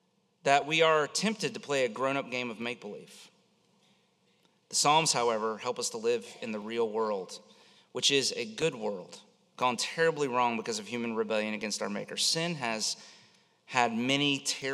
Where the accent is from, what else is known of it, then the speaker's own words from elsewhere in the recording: Central Florida, United States; I grew up here in Central Florida